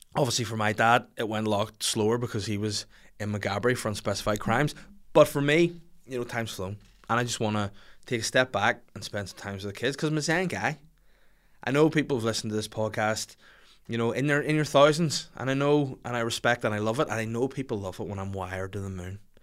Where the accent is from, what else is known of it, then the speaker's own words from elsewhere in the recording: Bangor, Northern Ireland, United Kingdom; my hometown, sorry, my home city show. um, in Bangor by the sea